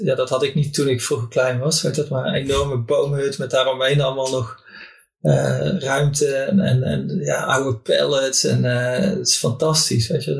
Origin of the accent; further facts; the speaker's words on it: North Brabant, Netherlands; moved away as an adult; in mijn vriendengroep in, in, eh, in Brabant, waar ik vandaan kom